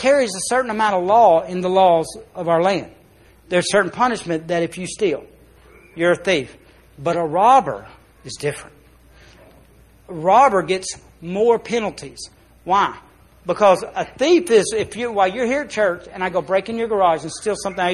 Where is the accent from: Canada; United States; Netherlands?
United States; As an American